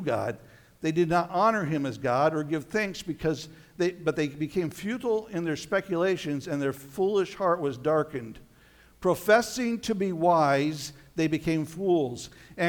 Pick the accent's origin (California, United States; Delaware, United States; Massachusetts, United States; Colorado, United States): Colorado, United States; moved away; I spent some time growing up in Colorado